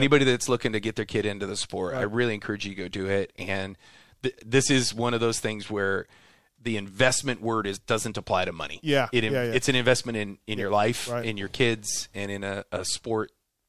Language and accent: English; Midwest, United States; now in Temecula, United States; I'm originally from the Midwest, so I'm living in Temecula.